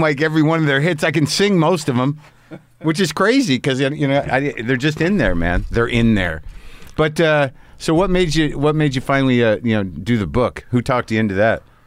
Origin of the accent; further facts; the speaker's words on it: New Mexico, United States; I grew up in New Mexico